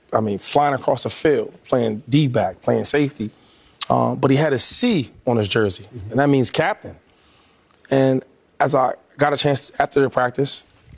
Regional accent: Pennsylvania, United States; because I grew up in Pennsylvania.

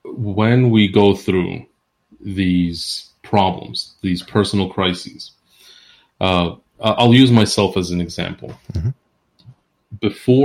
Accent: Queens, New York, United States; also born or lived in New Jersey / Central Florida; I'm originally I was born in New Jersey. I was raised between Queens, New York, and Central Florida.

